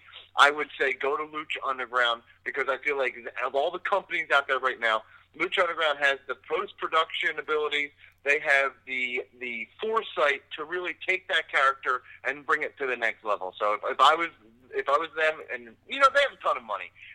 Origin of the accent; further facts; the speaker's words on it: Philadelphia, Pennsylvania, United States; I'm from Philadelphia